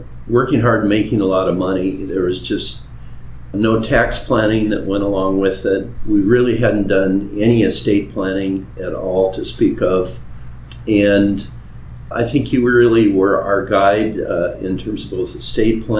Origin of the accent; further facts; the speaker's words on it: Midwest, United States; moved away; Born and raised in the Midwest on a small family farm that was part in Iowa and part Minnesota